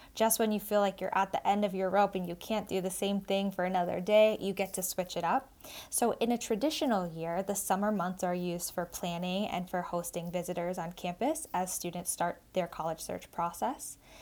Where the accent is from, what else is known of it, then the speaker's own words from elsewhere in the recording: South Shore of Massachusetts, United States; I grew up in the South Shore of Massachusetts